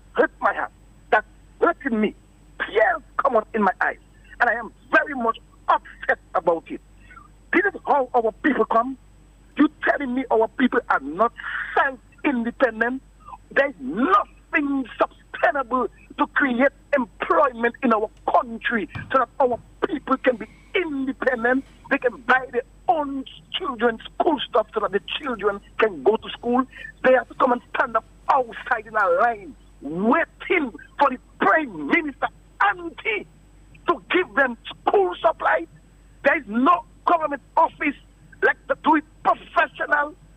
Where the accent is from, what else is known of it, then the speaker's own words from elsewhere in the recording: Dominica; I am a citizen of Dominica. I was born and raised in Dominica.